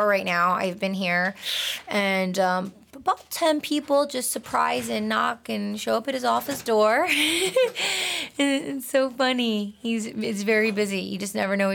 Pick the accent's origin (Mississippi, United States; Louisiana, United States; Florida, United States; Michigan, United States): Michigan, United States; Detroit; moved away; I'm from Detroit